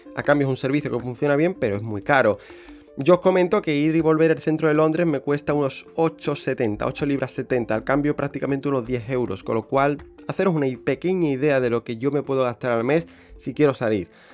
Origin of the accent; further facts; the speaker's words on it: about 90 km from Seville, Andalusia, Spain; moved away as an adult; now in London, United Kingdom; voy a vivir creo que una temporada en, mi pueblo, donde, donde nací y demás, donde he, llevado, donde he pasado 23 años de mi vida